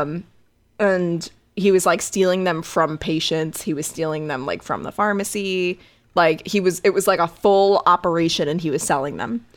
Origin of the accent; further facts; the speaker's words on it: Connecticut, United States; I was raised in Connecticut